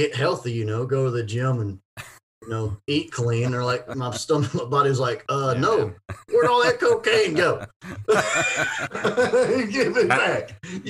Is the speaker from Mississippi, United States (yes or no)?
yes; Ocean Springs, Mississippi, United States; also born or lived in Vancleave, Mississippi / Austin, Texas / Los Angeles, California; my hometown of Ocean Springs.